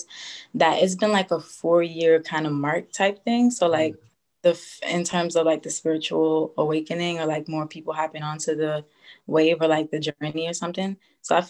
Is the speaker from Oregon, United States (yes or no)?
no; New York, United States; I'm 24 years old. I'm from New York.